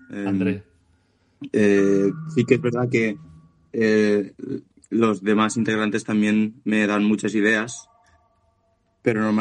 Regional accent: Valencia, Valencian Community, Spain; somos de aquí de Valencia de toda la vida y franceses fueron algunos antepasados, pero ya muy lejanos.

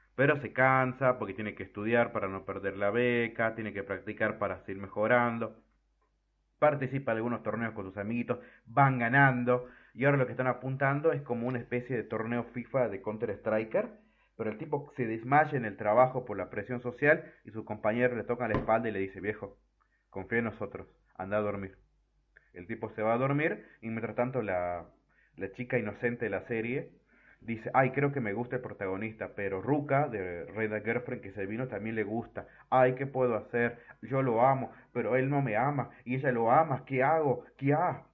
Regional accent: Argentina; en mi país, en Argentina

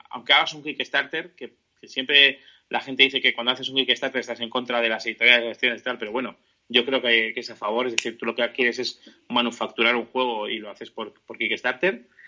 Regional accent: San Sebastián, Basque Country, Spain; esto es Armageddon Comics, que es una tienda de Donosti, yo soy de Donosti, y es una tienda pues, que yo ya eh, y, he puesto el ejemplo, ¿vale?

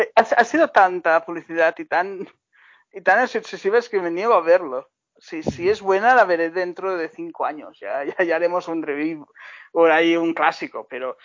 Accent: Baix Llobregat, Catalonia, Spain; volver a mi infancia en el Baix Bregat

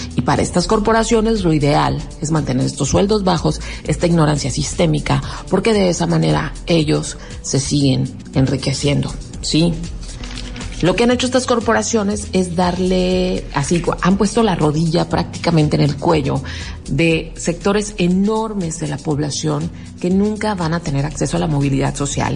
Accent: Mexico; los mexicanos, que de alguna manera también somos nativos de Estados Unidos

